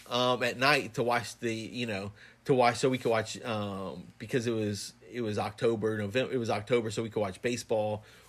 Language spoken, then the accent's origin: English; the South, United States; growing up in the South